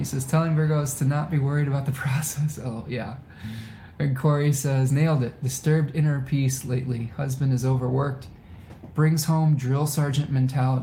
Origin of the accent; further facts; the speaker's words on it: Ypsilanti, Michigan, United States; my hometown of Ypsilanti